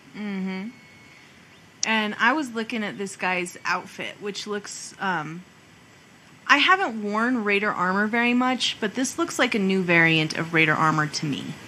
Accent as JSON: {"language": "English", "region": "New Mexico", "country": "United States"}